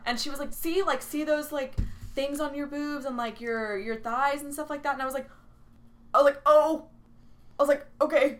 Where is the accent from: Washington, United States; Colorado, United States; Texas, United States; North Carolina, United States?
Texas, United States; San Antonio; accent: Valley Girl; San Antonio